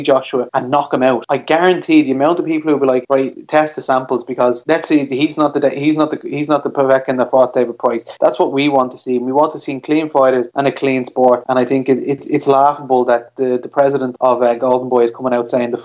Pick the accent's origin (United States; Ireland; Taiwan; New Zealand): Ireland; as an Irish boxing fan